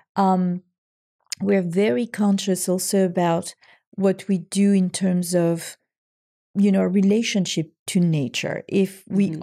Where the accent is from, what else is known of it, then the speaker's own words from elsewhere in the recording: French Riviera, Provence-Alpes-Côte d'Azur, France; moved away; my hometown